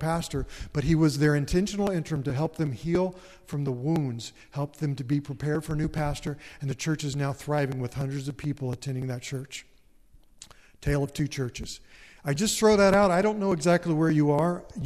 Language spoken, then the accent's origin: English; Erlanger, Kentucky, United States; moved away as an adult; also born or lived in San Diego, California; the church I grew up in Erlanger, Kentucky